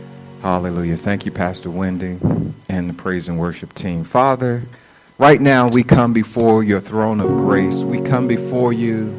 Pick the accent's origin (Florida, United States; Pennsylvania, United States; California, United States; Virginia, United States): Virginia, United States; Norfolk; I was born and raised in Norfolk, Virginia